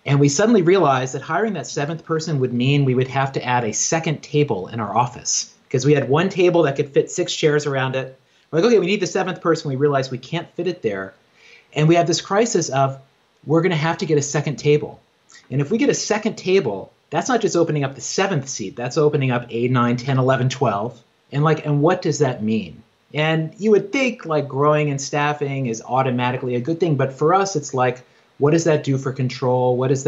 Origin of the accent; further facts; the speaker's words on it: Virginia, United States; now in New York, United States; You know, I grew up in Southwest Virginia on a farm. I grew up Christian, evangelical Christian, and like had no neighbors, just read books all the time, and like dreamed of being a writer and was always on that path, like moved to New York